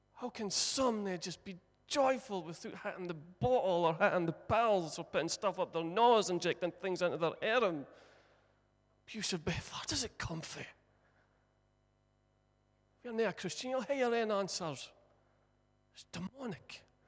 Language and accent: English; Broch, Scotland, United Kingdom; born and bred in the Brough, broughed up